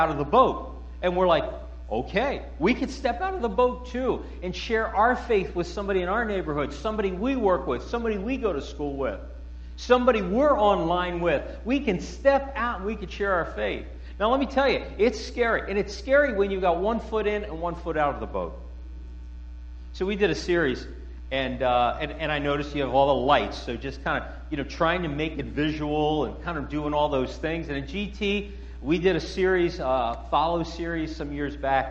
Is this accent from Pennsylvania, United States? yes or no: yes; Philadelphia, Pennsylvania, United States; I grew up in Philadelphia, West Philadelphia, born and raised